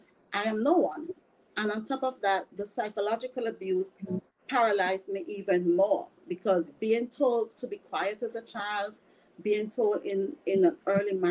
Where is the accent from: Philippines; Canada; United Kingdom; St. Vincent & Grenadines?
St. Vincent & Grenadines; moved away; I am originally from the Caribbean, the beautiful island, Saint Vincent and the Grenadines